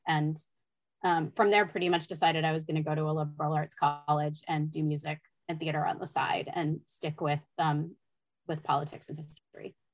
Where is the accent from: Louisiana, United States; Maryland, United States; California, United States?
California, United States; Los Angeles; I grew up